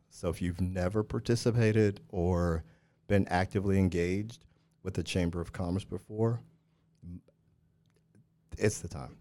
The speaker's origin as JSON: {"language": "English", "region": "Missouri", "country": "United States", "tie": "born or raised there", "moved": "yes", "said": "I grew up in Missouri"}